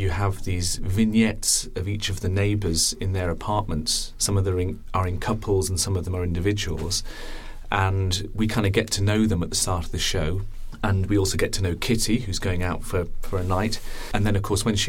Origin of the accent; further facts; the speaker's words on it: United Kingdom; I'm from the UK